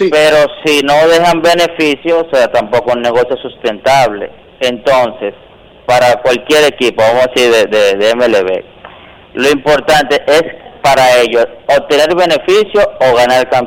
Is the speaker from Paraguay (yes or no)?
no; Santo Domingo Este, Distrito Nacional, Dominican Republic; now in Santo Domingo, Dominican Republic; yo nací en Villa Duarte.